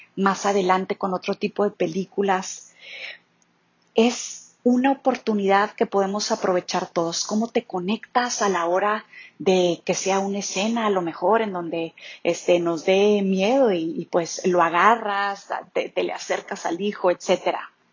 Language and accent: Spanish; Chihuahua, Mexico; moved away as an adult; also born or lived in Monterrey / Mexico City; Soy originaria de Chihuahua